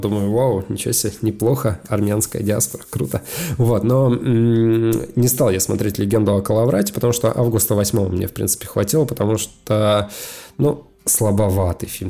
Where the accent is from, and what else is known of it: Sosnovy Bor, Leningrad Oblast, Russia; born or raised there; moved away